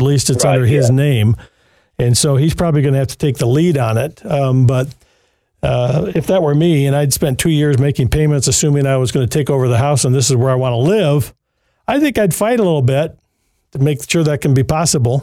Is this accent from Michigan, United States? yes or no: yes; Jackson, Michigan, United States; Jackson, Michigan, and my hometown, by the way, Jackson